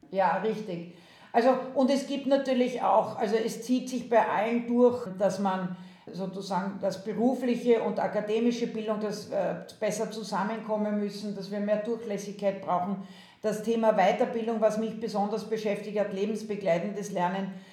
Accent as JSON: {"language": "German", "country": "Austria", "moved": "as an adult", "lives_now": "Germany", "said": "ursprünglich komme ich aus Österreich, das hört man"}